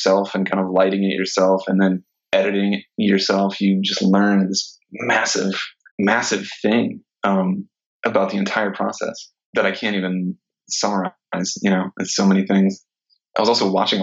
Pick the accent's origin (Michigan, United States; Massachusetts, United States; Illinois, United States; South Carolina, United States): South Carolina, United States; Sumter; now in Los Angeles, United States; I'm originally from South Carolina, from a small town in South Carolina called Sumter.